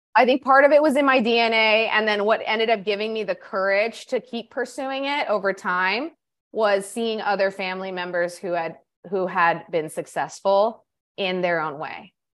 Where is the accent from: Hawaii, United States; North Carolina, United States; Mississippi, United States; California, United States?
California, United States; Orange County; moved away as an adult; now in Peru; I grew up in Orange County, California